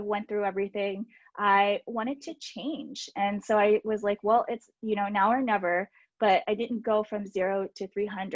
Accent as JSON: {"language": "English", "country": "United States", "said": "I am from the Baltimore, DC area"}